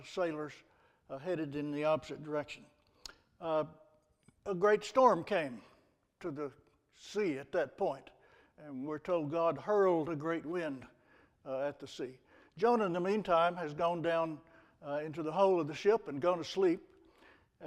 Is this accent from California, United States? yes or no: no; Texas, United States; I'm from Texas.